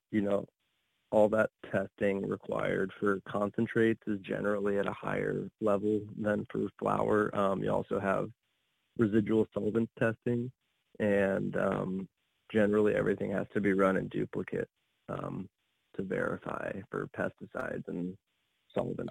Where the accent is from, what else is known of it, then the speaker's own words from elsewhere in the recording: Arizona, United States; moved away; also born or lived in Colorado / Oregon; I come from Arizona